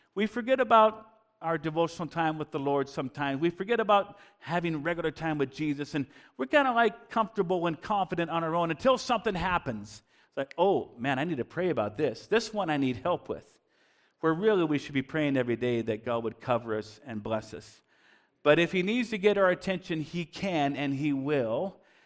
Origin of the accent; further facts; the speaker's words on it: Bellingham, Washington, United States; we were growing up in Bellingham, Washington, just across the border, and, uh, and I grew up there